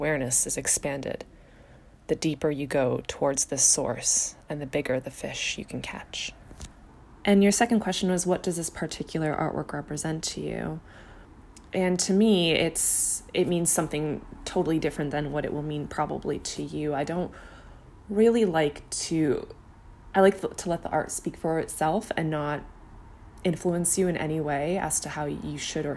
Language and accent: English; Czechia; I'm from the Czech Republic